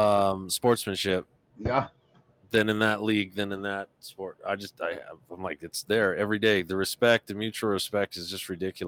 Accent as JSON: {"language": "English", "town": "Alamosa", "region": "Colorado", "country": "United States", "tie": "born or raised there", "said": "We're Alamosa right behind the Big R and the Ace Hardware. trailer park right behind there."}